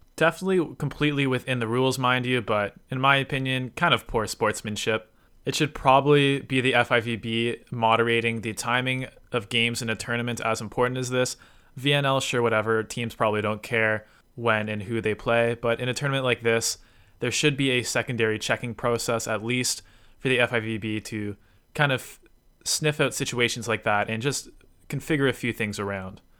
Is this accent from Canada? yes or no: yes; Canada; as a Canadian